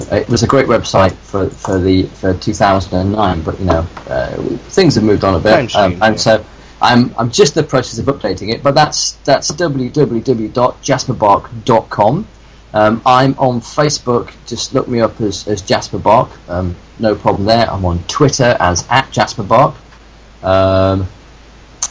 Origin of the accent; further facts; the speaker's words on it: the north of England, United Kingdom; I grew up in the north of England